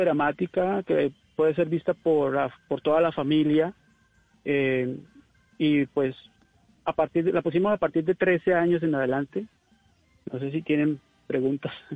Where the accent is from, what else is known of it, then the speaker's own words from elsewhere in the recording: Cali, Valle del Cauca, Colombia; moved away; yo soy de Cali, Colombia, Chontaduro, …, Calle Quinta